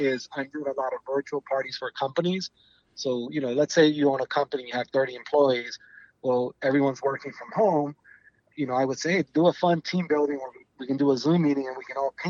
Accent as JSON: {"language": "English", "region": "New York", "country": "United States", "moved": "yes", "said": "I'm from New York"}